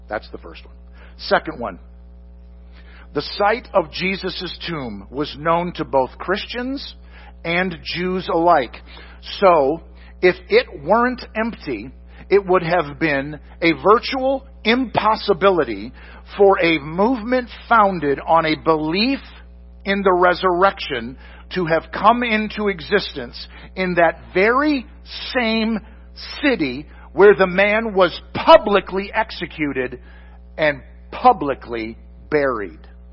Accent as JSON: {"language": "English", "region": "Michigan", "country": "United States", "moved": "yes", "said": "I'm from Michigan originally"}